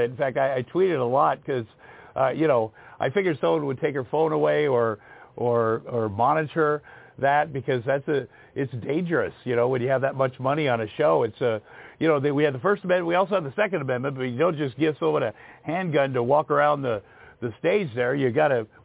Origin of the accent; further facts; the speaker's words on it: Iowa, United States; I grew up in Southeast Iowa, so I'd never been around different kinds of people.